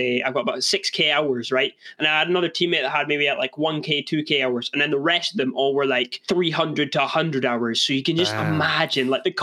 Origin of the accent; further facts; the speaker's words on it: Scotland, United Kingdom; I'm from Scotland